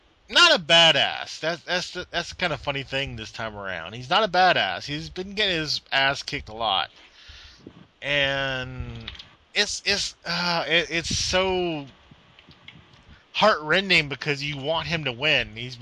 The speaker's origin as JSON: {"language": "English", "country": "United States", "said": "I am an American wrestling fan."}